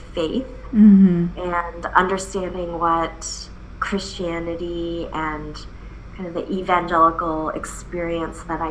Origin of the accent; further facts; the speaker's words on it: Chicago, Illinois, United States; also born or lived in Seoul, South Korea; I came to the U.S. when I was 8 months old. So My parents and I are immigrants. And we came from Seoul, South Korea, and ended up in the Chicagoland area